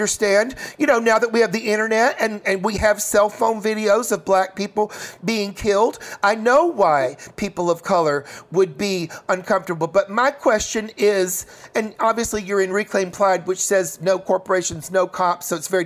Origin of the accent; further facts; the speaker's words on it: Chattanooga, Tennessee, United States; moved away; also born or lived in New York; I grew up in Chattanooga, Tennessee.